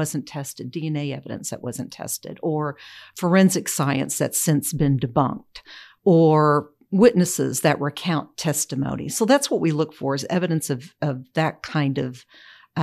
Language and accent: English; Oklahoma, United States; I was born in Oklahoma County, lived here most of my life